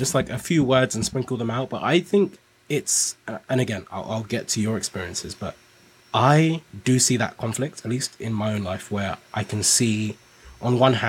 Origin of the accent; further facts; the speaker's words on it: Nigeria; now in United Kingdom; so I came to the UK from Nigeria